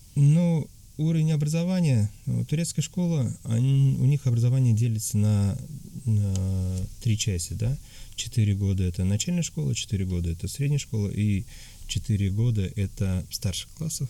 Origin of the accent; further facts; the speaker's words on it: Tatarstan, Russia; moved away as an adult; now in Antalya, Turkey; я из России, а, я говорил, что я татарин